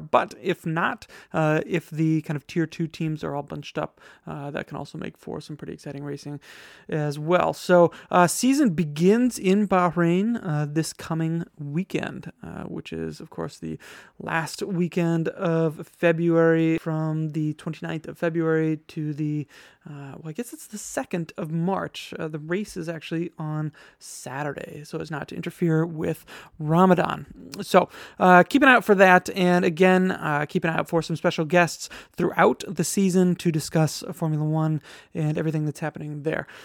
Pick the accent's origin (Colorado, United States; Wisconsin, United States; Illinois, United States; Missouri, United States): Wisconsin, United States; now in New York, United States; my home state of Wisconsin